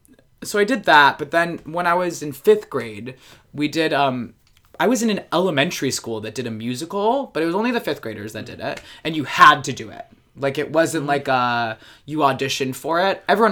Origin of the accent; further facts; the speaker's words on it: Baltimore, Maryland, United States; also born or lived in Rochester, New York; now in New York, United States; So I was born in Rochester. We moved down to Baltimore, Maryland when I was like 4.5 or 5 in that range. So I say I'm from Baltimore. I've been in New York 10 years.